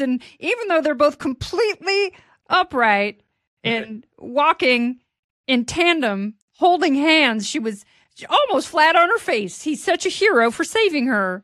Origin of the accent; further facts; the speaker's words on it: Portland, Oregon, United States; moved away; Bill O'Reilly was my newsman growing up in Portland